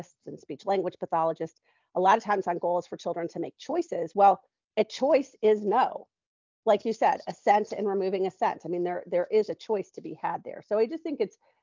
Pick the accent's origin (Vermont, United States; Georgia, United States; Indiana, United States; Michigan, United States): Michigan, United States; moved away as an adult; now in Nashville, United States; I'm from Michigan